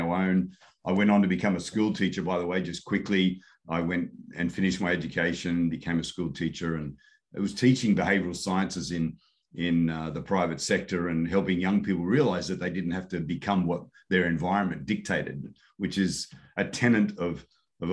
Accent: Sydney, New South Wales, Australia; I was born in Newtown, actually at the front door of the house.

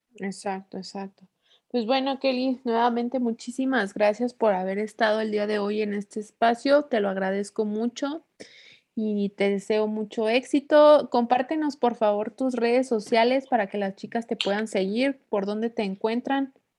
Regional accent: Torreón, Coahuila, Mexico; now in Querétaro, Mexico; de donde yo soy, bueno, soy de Torreón, Coahuila

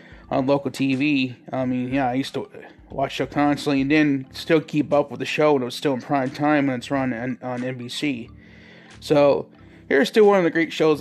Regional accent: New York, United States; I grew up in New York, which is right across from Canada, so we used to get stations from Ottawa all the time

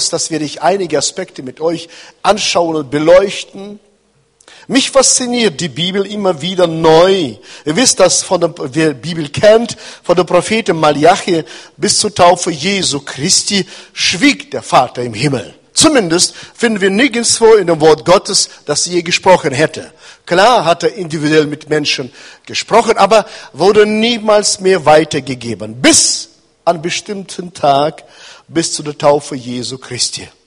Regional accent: Kazakhstan; German is a second language; now in Hannover, Germany; wir wohnen in Hannover, sondern er kommt nicht aus Hannover, sondern ich bin, wir sind 34 Jahre in Deutschland. Ich bin in Kasachstan geboren, da bin ich aufgewachsen.

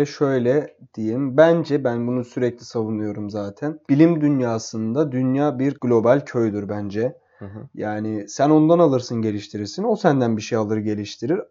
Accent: Istanbul, Turkey; İstanbul'da doğup büyüdüğümüz için

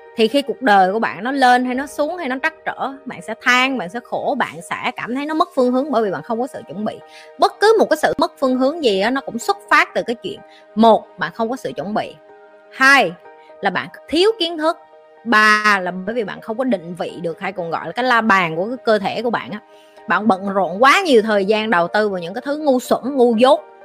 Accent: Vietnam; first language Vietnamese; chị là người Việt Nam

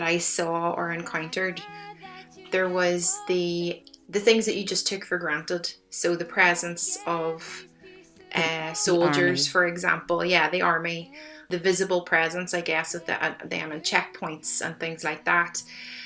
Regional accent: County Tyrone, Northern Ireland, United Kingdom; now in Limerick, Ireland; I had a very quiet experience of growing up in Northern Ireland, you know, that rural safety

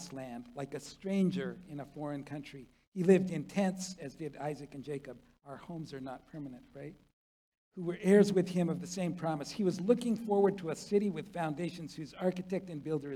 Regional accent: South Korea; now in United States; I was born in Korea. I was a foreigner from the moment of my birth

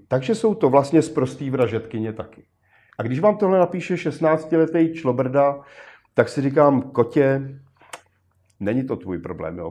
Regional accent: Czechia; Jsme Češi

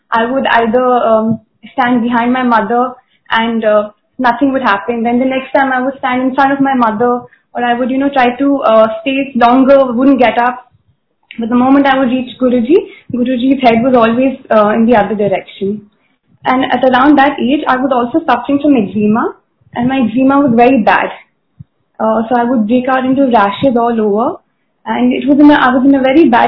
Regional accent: Mumbai, Maharashtra, India; I'm from Bombay.

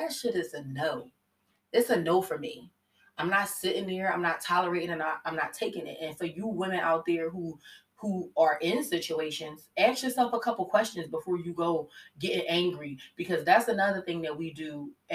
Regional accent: Philadelphia, Pennsylvania, United States; I'm from West

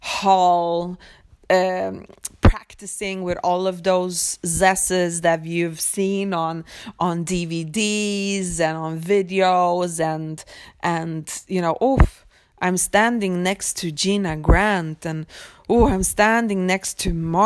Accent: Sweden; also born or lived in Poland; I'm from Sweden and I'm born in Poland

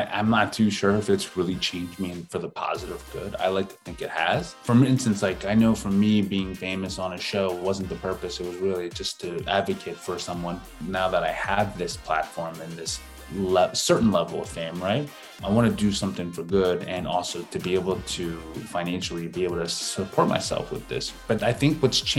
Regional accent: United States; an Asian male growing up in America

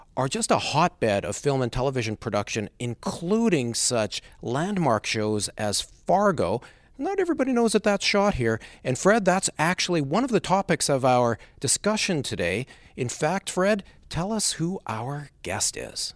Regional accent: Canada; accent: prairie; the Americans can pick me out as a Canadian

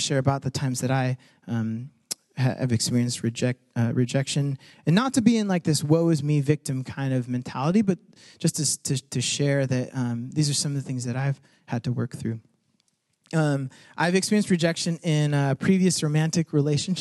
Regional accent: United States; a first-generation Mexican-American person, like, my parents came from Mexico, and I was born here

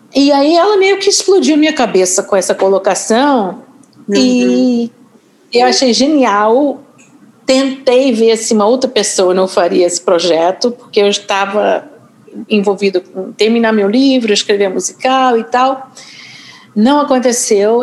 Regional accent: Boston, Massachusetts, United States; accent: carioca; Portuguese is a second language; moved away as an adult; also born or lived in Rio de Janeiro, Brazil; now in New York, United States; eu sou norte-americana, nascida em Boston, Massachusetts mas eu vim embora dos Estados Unidos aos 26 anos, cheguei no Brasil em 81.

